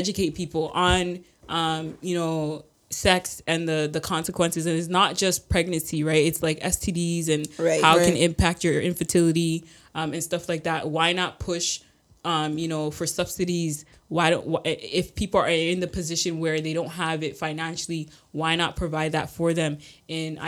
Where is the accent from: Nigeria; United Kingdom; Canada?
Canada; I'm not American, right? Like, Canada, we're extremely blessed